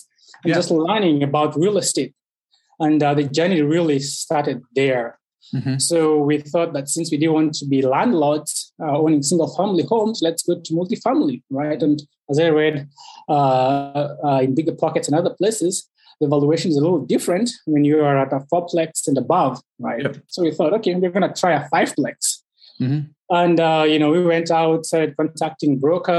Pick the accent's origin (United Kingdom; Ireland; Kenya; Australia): Kenya; moved away as an adult; also born or lived in Chicago / Rochester; now in United States; I was born and raised in Kenya